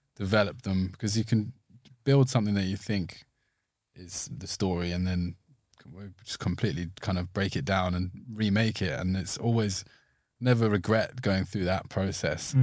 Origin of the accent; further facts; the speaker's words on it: Somerset, South West England, United Kingdom; growing up in Somerset